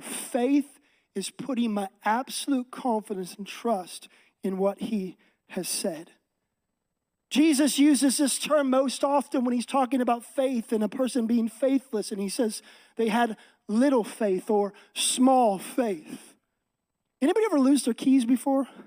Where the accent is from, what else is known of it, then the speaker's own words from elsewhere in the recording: Seattle, Washington, United States; moved away as an adult; now in Texas, United States; I'm from Texas, actually originally from Seattle area. Me and my wife grew up here our entire life.